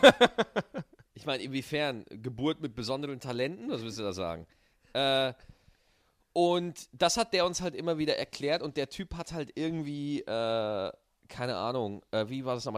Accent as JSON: {"language": "German", "region": "Bavaria", "country": "Germany", "tie": "born or raised there", "said": "meine Kindheit in Bayern"}